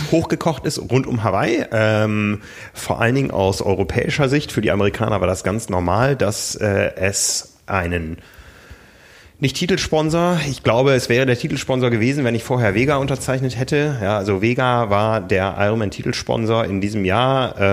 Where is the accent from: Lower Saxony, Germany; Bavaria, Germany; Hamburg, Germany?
Lower Saxony, Germany; Osnabrück; ich bin in Osnabrück groß geworden. Das war damals die größte britische Garnisonsstadt.